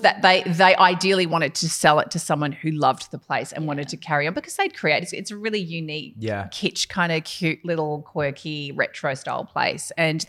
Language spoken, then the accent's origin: English; Western Australia, Australia; moved away; Tourism WA, which is great because it's my home state.